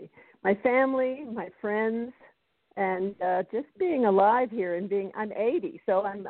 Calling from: Colorado, United States; I'm calling in from Colorado.

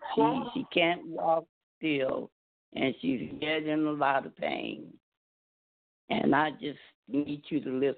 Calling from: California, United States; I'm calling from California

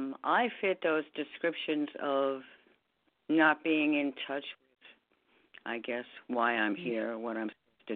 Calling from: New York, United States; I'm calling from New York, so not all that international.

